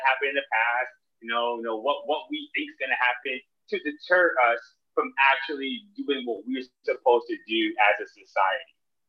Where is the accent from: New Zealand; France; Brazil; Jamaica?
Jamaica; as I really think about, you know, my upbringing, like, I'm Jamaican, and because I'm Jamaican, we just fight for rights.